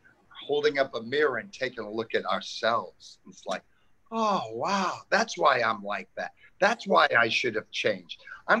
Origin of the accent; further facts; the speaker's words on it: New York City, New York, United States; now in Santa Monica, United States; I grew up in Queens, New York